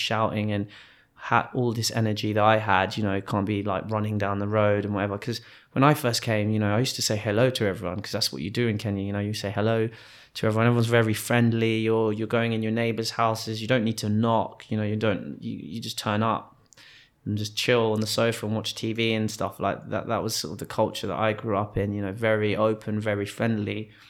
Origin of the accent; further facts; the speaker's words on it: Wimbledon Park, London, United Kingdom; we grew up in Wimbledon Park, and at that time, I think other than Maggie and her family, there's not many black families in the area.